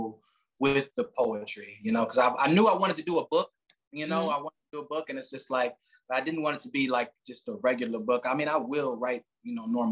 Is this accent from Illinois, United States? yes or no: yes; Chicago, Illinois, United States; now in Phoenix, United States; I'm from Chicago, but I'm living currently in Phoenix.